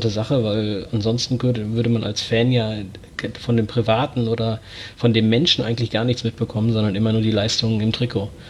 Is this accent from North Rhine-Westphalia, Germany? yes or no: yes; Herford, North Rhine-Westphalia, Germany; ich bin 32 Jahre alt, bin gebürtiger Herforder. Das liegt für alle, die sich im Bielefelder Umland nicht so gut auskennen, quasi neben Bielefeld.